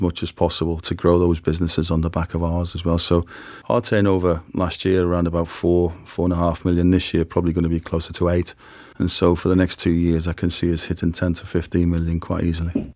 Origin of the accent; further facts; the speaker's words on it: Liverpool, North West England, United Kingdom; I was brought up on a council estate in Liverpool in a single parent family